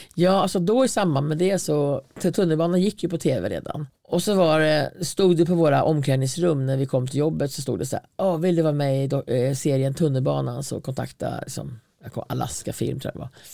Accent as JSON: {"language": "Swedish", "area": "Hälsingland", "region": "Gävleborg County", "country": "Sweden", "tie": "born or raised there", "also_born_or_lived": "Stockholm", "said": "Jag var ändå född i Stockholm och kom till Hälsingland"}